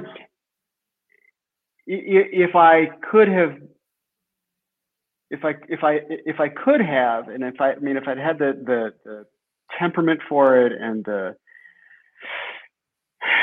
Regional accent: Los Angeles, California, United States; I'm fourth generation Angeleno

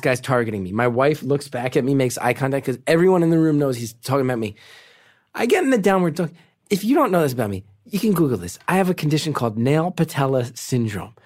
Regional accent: New Jersey, United States; I'm from North Jersey.

